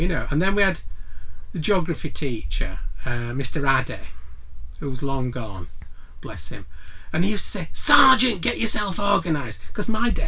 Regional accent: Huddersfield, Yorkshire and the Humber, United Kingdom; I'm from Dalton, born and bred, really.

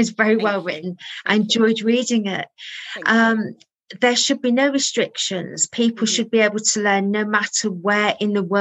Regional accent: Birmingham, West Midlands, United Kingdom; born there; So I was born in Birmingham

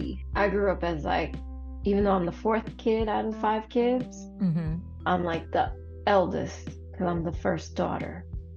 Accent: United States; I'm first generation. My parents came here as immigrants

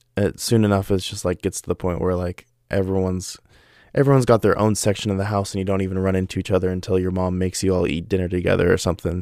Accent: Oregon, United States; I live in Oregon, and I've yet to visit a single place in the world that has better water than my hometown

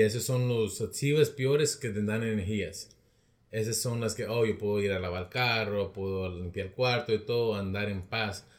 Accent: Rialto, California, United States; de Rialto

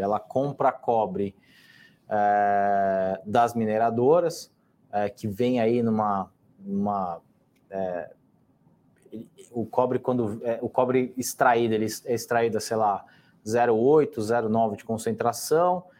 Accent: São Paulo, Brazil; eu moro aqui em São Paulo já há bastante tempo. Na verdade, a minha vida toda eu sou, é, sou paulista e paulistano

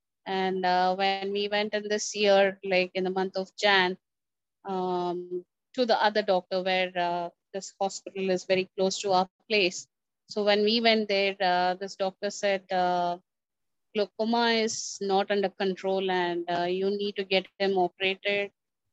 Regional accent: Secunderabad, Telangana, India; I'm from India, Secunderabad. This is Telangana.

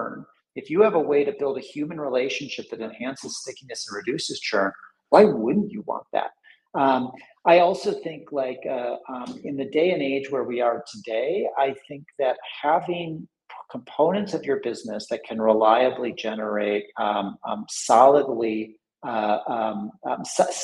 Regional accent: United States; moved away; I'm originally American

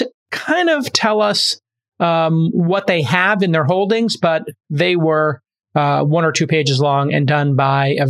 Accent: New York City, New York, United States; moved away; my hometown. I lived in Brooklyn when it wasn't cool, the 70s and 80s

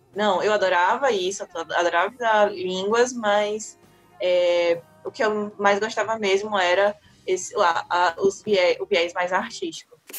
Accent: Aracati, Ceará, Brazil; moved away; Eu nasci, confere, eu nasci e me criei em Aracati

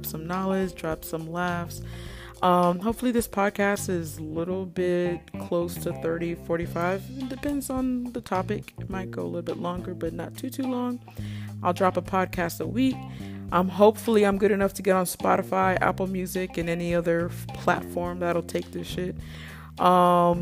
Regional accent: Nigeria; I'm Nigerian

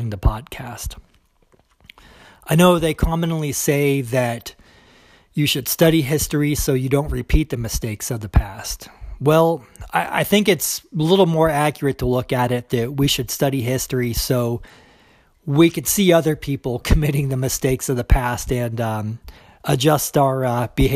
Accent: United States; accent: American; I am an American

